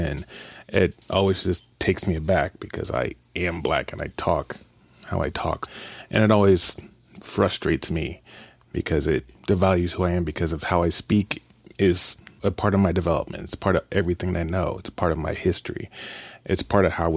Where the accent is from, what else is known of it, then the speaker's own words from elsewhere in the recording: Kansas City, Missouri, United States; I grew up in Kansas City